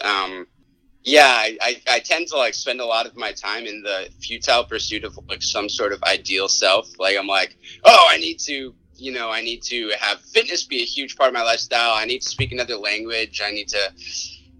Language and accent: English; Connecticut, United States; moved away; I'm from Connecticut originally